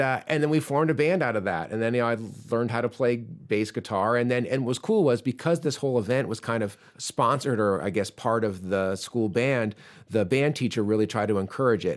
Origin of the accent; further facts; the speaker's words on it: Chapel Hill, North Carolina, United States; moved away; also born or lived in Ireland; I grew up in Chapel Hill, which is where U N C is